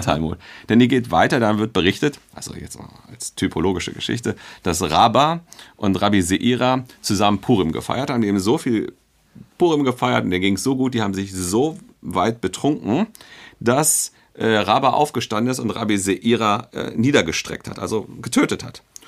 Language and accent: German; Hanover, Lower Saxony, Germany; moved away as an adult; now in Berlin, Germany; ich bin und bleibe, glaube ich, mein Leben lang Hannoveraner